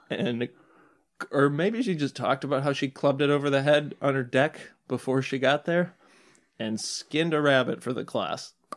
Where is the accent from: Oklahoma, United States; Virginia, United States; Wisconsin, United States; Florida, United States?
Wisconsin, United States; suburb of Madison; I'm from a small suburb of Madison